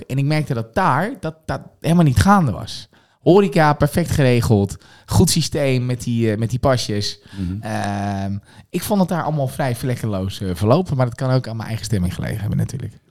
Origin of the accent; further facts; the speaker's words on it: Scherpenzeel, Gelderland, Netherlands; moved away as an adult; also born or lived in Amersfoort; Ik ben geboren in een heel streng gereformeerd dorpje, dat deed Scherpenzeel. Daar heb ik ook mijn hele jeugd heb ik daar doorgebracht